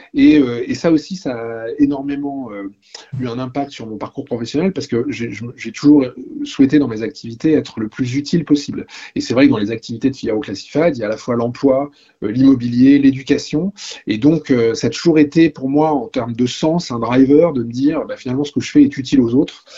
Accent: the North, Nord, France; also born or lived in Paris; now in Brittany, France; Je, suis originaire du, Nord

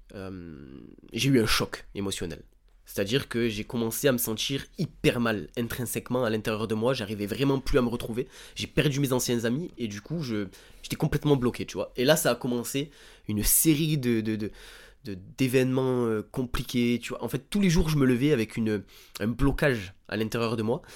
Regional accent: Bouches-du-Rhône, Provence-Alpes-Côte d'Azur, France; j'ai grandi dans les Bouches-du-Rhône, dans un petit village

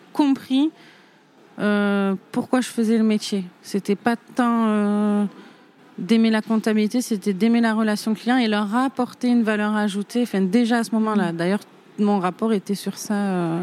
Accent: Saint-Rémy-de-Provence, Provence-Alpes-Côte d'Azur, France; moved away; also born or lived in Arles / Nîmes / Alès; J'ai grandi avec ma mère, euh, euh, donc une famille, ma mère qui était toute seule. dans un petit village Saint-Rémy de Provence

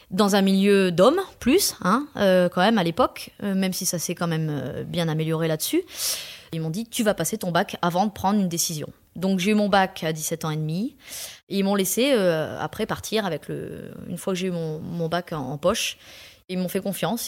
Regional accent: Pas-de-Calais, Hauts-de-France, France; now in Rouvroy-en-Santerre, France; Je suis native du, du Pas-de-Calais

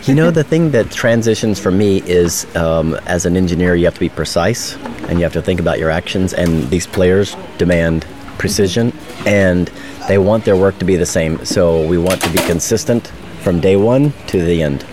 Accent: Chattanooga, Tennessee, United States; I'm from Chattanooga, Tennessee, United States

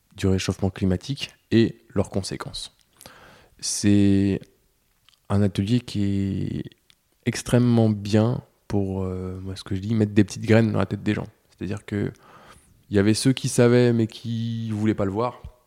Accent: Breton, Brittany, France; en tant que breton

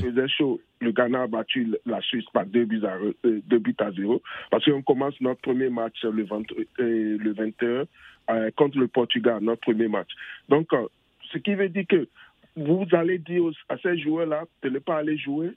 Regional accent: Cameroon; je viens du Cameroun

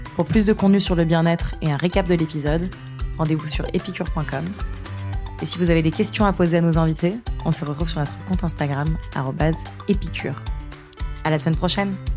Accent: France; en tant que Français

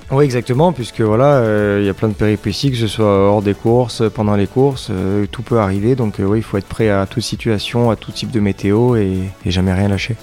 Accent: Grasse, Provence-Alpes-Côte d'Azur, France; Je suis né à Grasse, donc j'ai toujours vécu ici

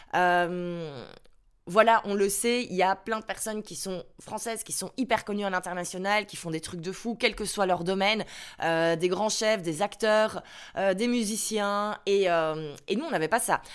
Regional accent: Brussels, Brussels-Capital Region, Belgium; first language French; je suis bien belge, j'habite à Bruxelles, je suis un pur produit de Belgique. Mon papa est, euh, flamand, sa langue maternelle, c'est donc le néerlandais. Euh, ma maman, elle est, euh, wallonne, sa langue maternelle, c'est donc le français. Et moi, je suis née à Bruxelles

